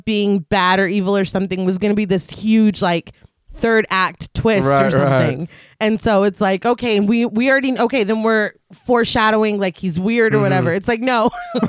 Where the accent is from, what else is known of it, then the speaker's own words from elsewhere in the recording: Texas, United States; I'm a Texan.